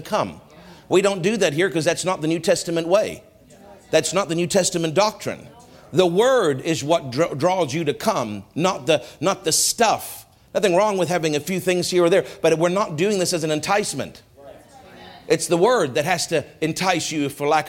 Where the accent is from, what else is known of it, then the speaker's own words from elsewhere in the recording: Canada; we have a right as Canadian citizens